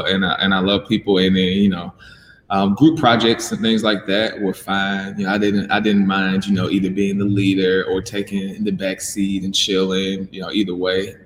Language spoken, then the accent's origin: English; Mississippi, United States; moved away as an adult; now in Birmingham, United States; I'm from Mississippi. So I lived in Mississippi my whole life before moving here to Birmingham.